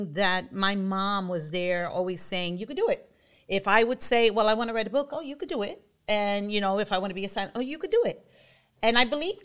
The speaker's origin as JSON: {"language": "English", "town": "New York City", "region": "New York", "country": "United States", "tie": "born or raised there", "moved": "yes", "lives_now": "Vineland, United States", "said": "I'm originally from Bushwick, born and raised"}